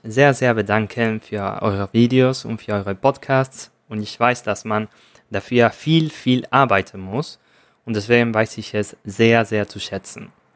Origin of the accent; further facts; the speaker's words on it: Argentina; German is a second language; ich komme aus Argentinien